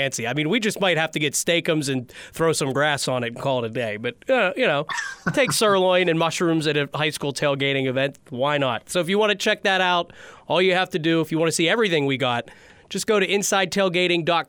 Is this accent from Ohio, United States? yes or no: yes; Youngstown, Ohio, United States; also born or lived in Pittsburgh area, Pennsylvania; I'm from the Youngstown area, Ohio